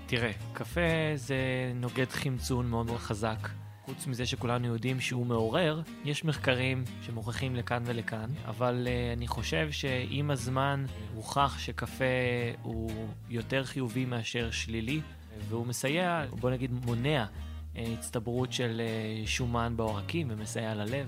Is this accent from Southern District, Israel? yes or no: no; Petah Tikva, Central District, Israel; אני אה, מפתח תקווה, בן 33